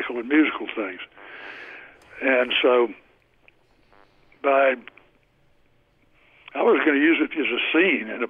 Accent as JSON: {"language": "English", "town": "Mobile", "region": "Alabama", "country": "United States", "tie": "born or raised there", "also_born_or_lived": "New York City / Washington", "said": "I was raised in Mobile, Alabama, which is on the coast, and I live across the bay from Mobile in Mobile Bay"}